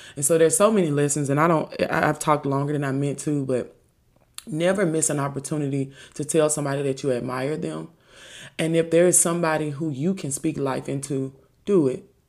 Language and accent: English; Memphis, Tennessee, United States; I was from Memphis.